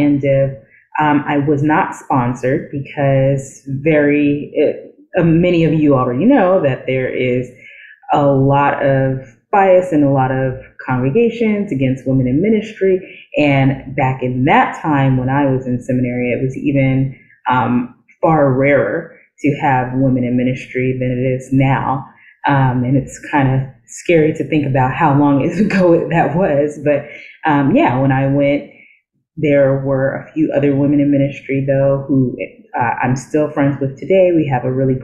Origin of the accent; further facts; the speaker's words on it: New York City, New York, United States; So I did grow up in New York City. I am from the Bronx